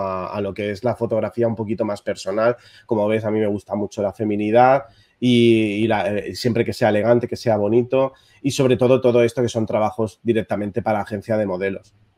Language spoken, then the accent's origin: Spanish; Barcelona, Catalonia, Spain; soy de Barcelona, soy un fotógrafo de moda